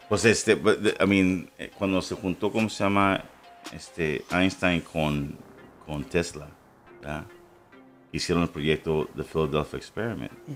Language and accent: Spanish; Ciudad Juárez, Chihuahua, Mexico; also born or lived in El Paso, Texas, United States; yo soy nacido en El Paso. Este, y, pero me crié en Juárez